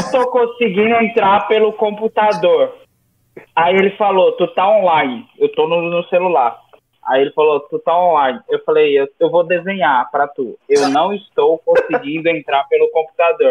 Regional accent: Northeast Region, Brazil; moved away; eu sou do Nordeste

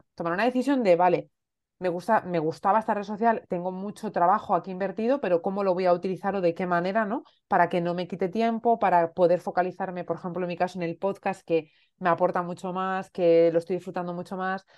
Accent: Asturias, Spain; moved away as an adult; also born or lived in Elche; yo soy asturiana, pero estaba viviendo en Elche, llevaba viviendo en Elche seis años

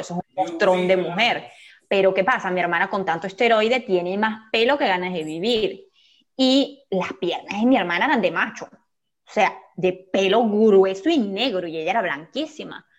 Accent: Venezuela; la cigüeña me lanzó aquí, ¡pam! Venezuela

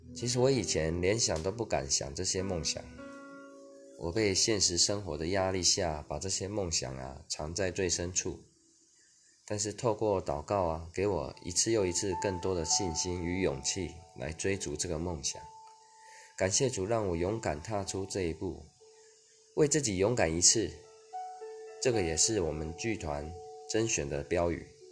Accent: Kaohsiung, Taiwan; 我虽然有一半台湾族的血统，但我一直在高雄的平地长大。其实我根本就没有接触原住民文化

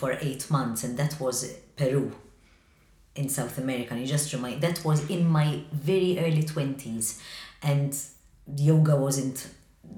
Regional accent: Malta; I love being Maltese Mediterranean

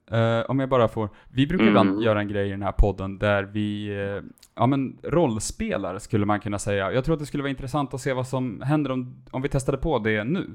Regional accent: Härnösand, Västernorrland County, Sweden; also born or lived in Sundsvall; jag är från Härnösand, sedermera Sundsvall, några mil från Östersund

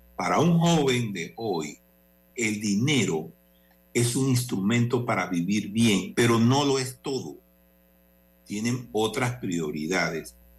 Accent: Panama; aquí todos somos panameños

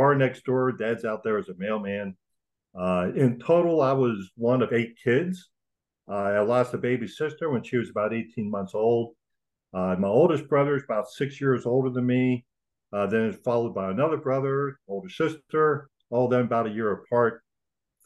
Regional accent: Frostburg, Maryland, United States; I was born and raised in a little town called Frostburg, Maryland, out in the western part of the state.

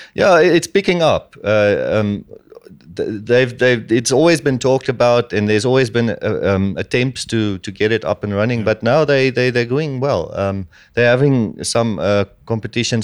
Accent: Namibia

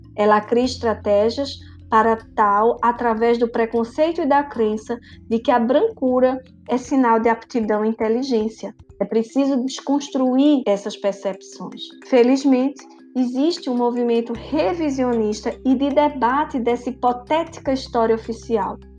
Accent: Brazil; Como brasileiros

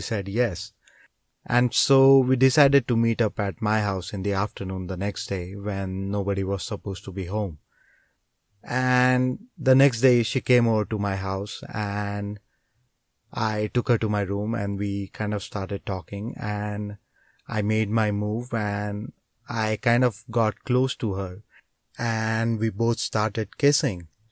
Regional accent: India; growing up in a small town in India.

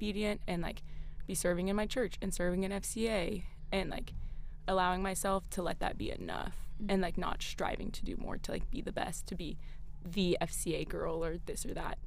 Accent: Greenville, South Carolina, United States; now in Clemson, United States; I grew up in Greenville

